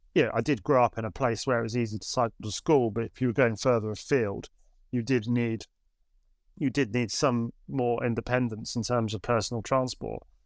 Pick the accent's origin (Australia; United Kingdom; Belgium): United Kingdom; Suffolk, East of England; now in Canterbury, United Kingdom; I grew up in Suffolk. Um, I'm not from Canterbury